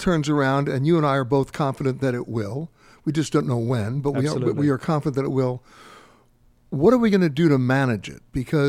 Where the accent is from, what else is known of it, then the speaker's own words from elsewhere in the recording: New York City, New York, United States; I'm born and raised in New York. I went to high school in the Bronx. I haven't been back to the Bronx in a long time.